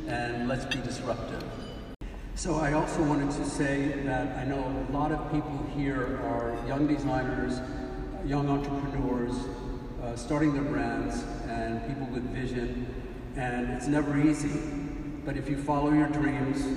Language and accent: English; Elmira, New York, United States; my hometown of Elmira, New York